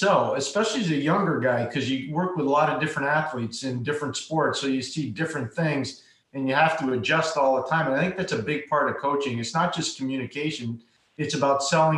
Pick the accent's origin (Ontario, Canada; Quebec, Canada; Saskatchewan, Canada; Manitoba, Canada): Quebec, Canada; Montreal; moved away; also born or lived in Englewood, New Jersey, United States; as a kid growing up in Montreal